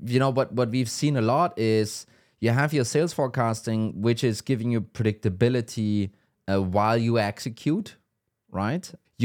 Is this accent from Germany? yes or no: yes; Germany; I mean, I'm from Germany.